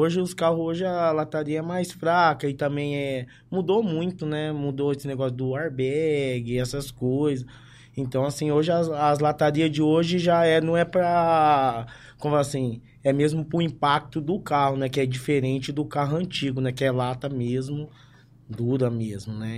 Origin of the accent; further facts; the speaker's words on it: Ribeirão Preto, São Paulo, Brazil; Sou daqui mesmo de Ribeirão, aqui do bairro da Vila Tibério